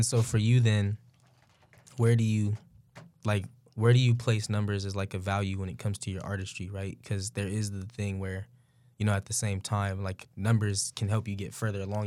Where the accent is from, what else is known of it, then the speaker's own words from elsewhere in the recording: the Bay Area, California, United States; moved away as an adult; now in Sacramento, United States; I'm from the Bay too, went to Sac State just like you